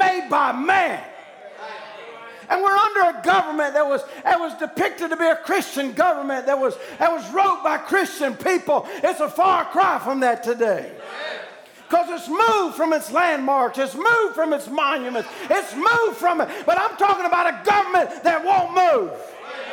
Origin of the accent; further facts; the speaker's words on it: United States; as an American citizen